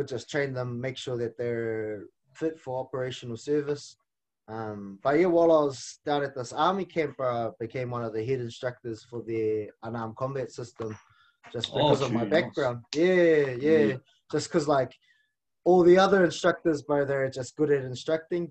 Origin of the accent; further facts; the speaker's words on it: Auckland, New Zealand; first language Māori; English is a second language; I grew up on the North Shore of Auckland